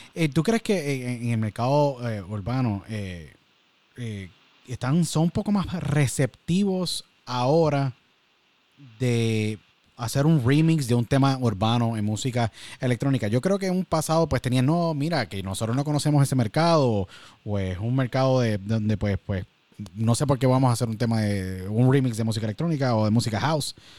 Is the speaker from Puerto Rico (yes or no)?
yes; Puerto Rico; nuestro gran país que siempre que salimos de Puerto Rico nos convertimos en ciudadanos del mundo y extrañamos a Puerto Rico todo el tiempo.